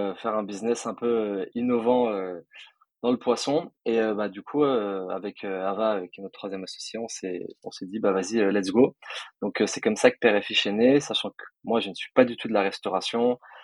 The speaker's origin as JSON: {"language": "French", "town": "Nice", "region": "Provence-Alpes-Côte d'Azur", "country": "France", "also_born_or_lived": "Paris", "said": "je suis de, moi, je suis de Nice. Après, je suis entre Nice et Paris un peu toute l'année"}